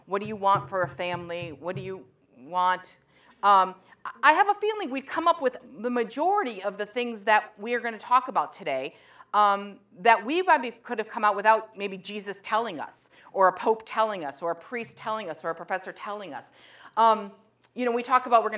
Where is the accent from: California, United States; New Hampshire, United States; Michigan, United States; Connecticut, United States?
Connecticut, United States; Meriden; moved away as an adult; now in Burlington, Vermont, United States; I'm from Connecticut and I'm from New England